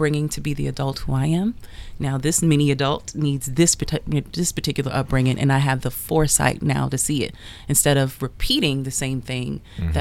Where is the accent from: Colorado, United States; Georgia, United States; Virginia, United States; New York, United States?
New York, United States; New York City; I grew up in Queens, New York in the 80s